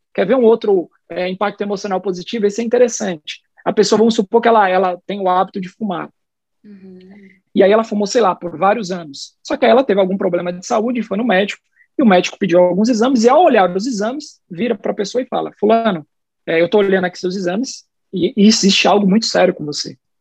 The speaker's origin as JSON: {"language": "Portuguese", "region": "São Paulo", "country": "Brazil", "tie": "born or raised there", "first_language": "Portuguese", "moved": "as an adult", "lives_now": "Salvador, Brazil", "said": "Eu sou paulistano, sou nascido e criado na cidade de São Paulo"}